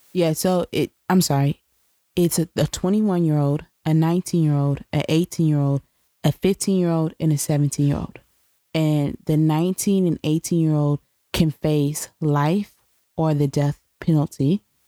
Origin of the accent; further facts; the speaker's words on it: New York, United States; being a New Yorker